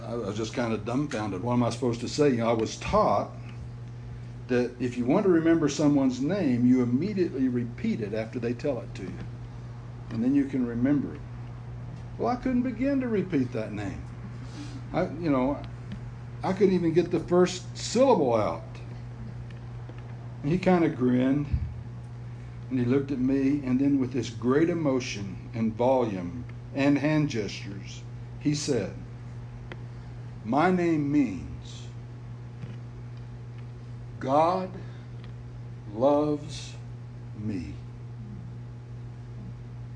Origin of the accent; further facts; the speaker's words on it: Utah, United States; I told him, "Utah."